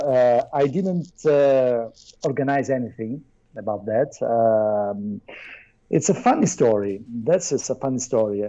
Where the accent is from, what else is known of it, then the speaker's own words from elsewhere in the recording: Naples, Campania, Italy; English is a second language; I'm not from Italy. I'm from Naples.